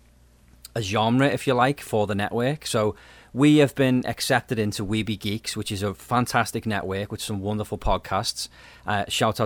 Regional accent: United Kingdom

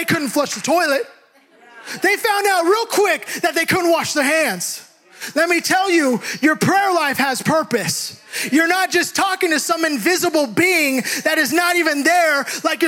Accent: Hayward, California, United States; We grew up in Hayward

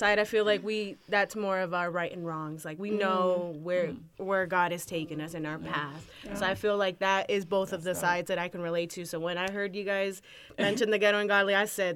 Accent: California, United States; now in Las Vegas, United States; I live in Las Vegas, but I'm from California

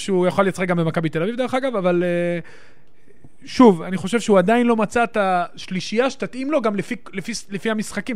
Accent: Netanya, Central District, Israel; גדלתי שם

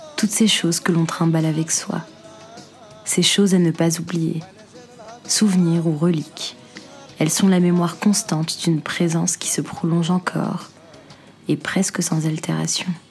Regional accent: Algeria; moved away as an adult; j'écrirai pour ma douce Algérie

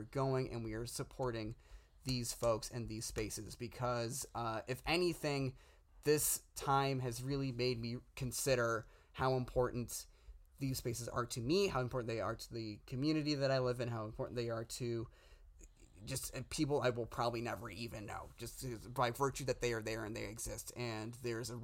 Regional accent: Downers Grove, Illinois, United States; now in Los Angeles, United States; my hometown theater in Downers Grove, Illinois, the Tivoli

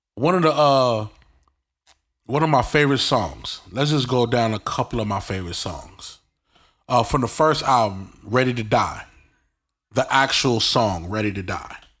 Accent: New York City, New York, United States; accent: New York; where I grew up in New York. Um, thirty-nine Linden Street, uh, right off the, uh, J train

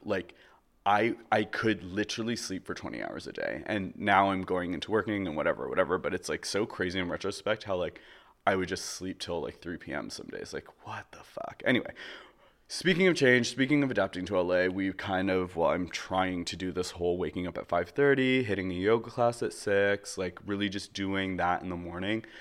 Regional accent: Canada; moved away as an adult; also born or lived in Toronto; now in Los Angeles, United States; I am from Canada

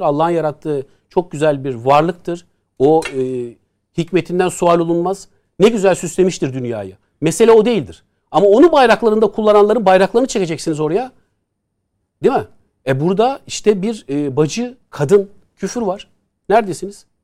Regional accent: Istanbul, Turkey; Haznedar'da büyüdük

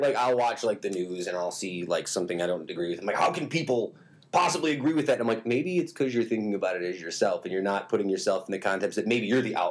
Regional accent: Utica, New York, United States; also born or lived in New Hartford; I was born in St. Luke's, but I was raised in Utica

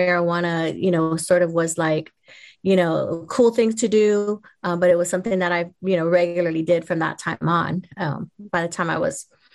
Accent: Hawaii, United States; I was born and raised in Hawaii

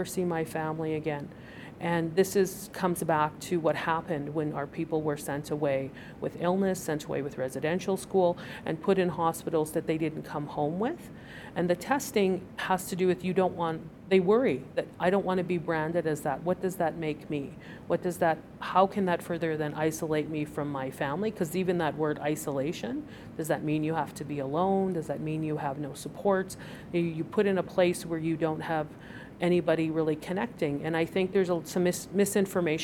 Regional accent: Piikani Nation, southern Alberta, Canada; moved away as an adult; now in Calgary, Canada; I'm from the Piikani Nation in the Blackfoot Confederacy in southern Alberta, and I've lived here in Calgary for about 9 years

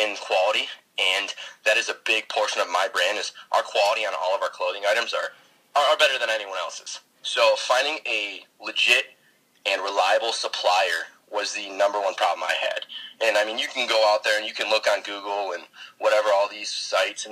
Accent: just south of Detroit, Michigan, United States; I am from Michigan, just south of Detroit.

